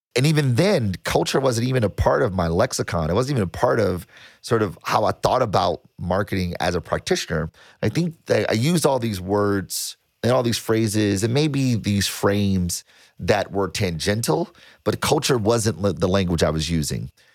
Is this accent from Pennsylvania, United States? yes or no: no; Detroit, Michigan, United States; I was born and raised in Detroit